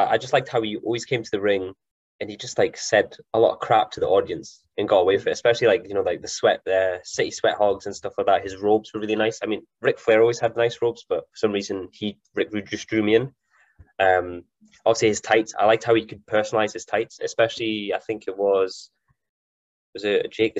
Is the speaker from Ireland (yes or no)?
no; Elgin, Scotland, United Kingdom; also born or lived in Aberdeen; I was actually born in Elgin, so I'm originally from Elgin myself. Elgin boy. So I came back up, I was like 18 or 19.